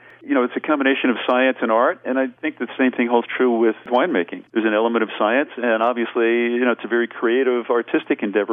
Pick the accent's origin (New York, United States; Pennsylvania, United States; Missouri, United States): New York, United States; New York metropolitan area, United States; moved away as an adult; also born or lived in Central Jersey / Malibu, California; I grew up in the East Coast, New York metropolitan area